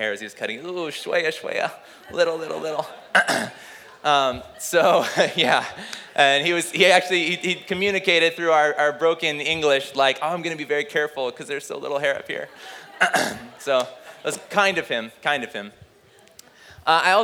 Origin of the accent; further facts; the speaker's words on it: United States; growing up in America